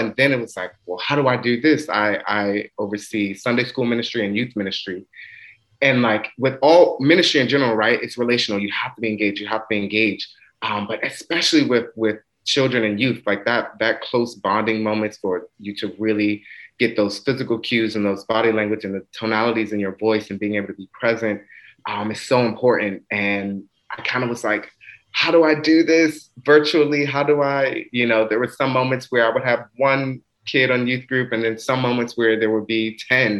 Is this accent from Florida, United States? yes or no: no; Washington, District of Columbia, United States; also born or lived in Maryland; I grew up in Washington, DC, but did much of my schooling in Maryland